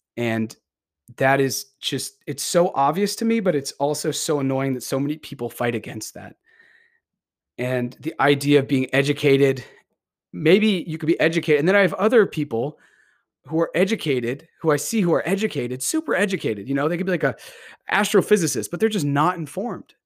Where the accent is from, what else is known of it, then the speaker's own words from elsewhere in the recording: Beverly, Massachusetts, United States; also born or lived in Salem, Massachusetts; I grew up in Beverly, Massachusetts, and I've spent many years of my life in this area.